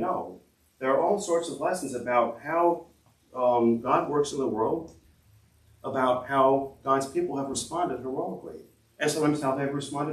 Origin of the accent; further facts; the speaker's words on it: United States; as Americans, as American Christians